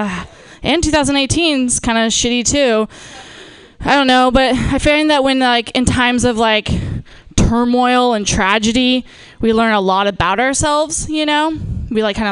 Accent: Napa, California, United States; moved away; I'm from, born and raised in Napa

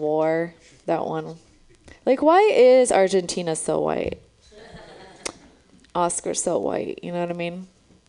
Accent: Romania; now in San Francisco, United States; I'm from Romania. That's where I was born

